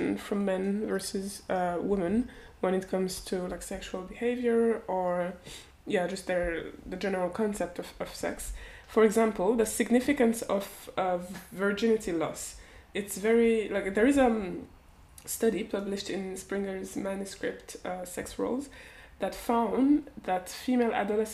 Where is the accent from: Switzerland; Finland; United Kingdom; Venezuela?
Switzerland; growing up in Switzerland like a couple decades ago now